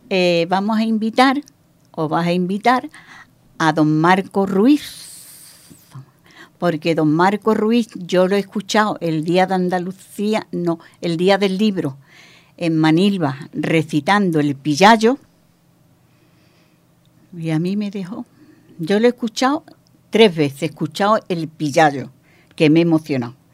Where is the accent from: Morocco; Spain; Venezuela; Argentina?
Morocco; moved away; me emociono más porque han pasado tantos años desde que yo salí de Marruecos.